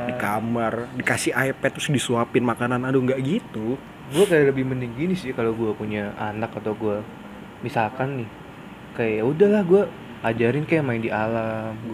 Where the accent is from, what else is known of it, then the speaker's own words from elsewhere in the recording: Yogyakarta, Special Region of Yogyakarta, Indonesia; Masa kecil gue di Jogja ya? Sebenarnya nih masa kecil gue di Jogja nih biasa-biasa aja